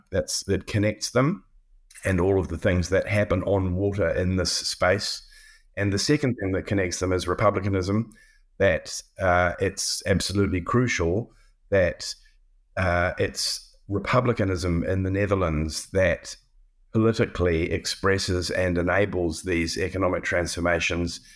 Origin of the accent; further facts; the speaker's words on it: New Zealand; moved away as an adult; also born or lived in Cambridge / Pittsburgh; as a New Zealander